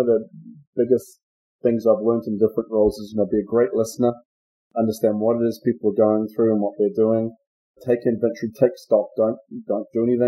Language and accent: English; New Zealand; moved away as an adult; also born or lived in Australia; I'm from New Zealand, and I started with BMC, first of all, as a partner down in New Zealand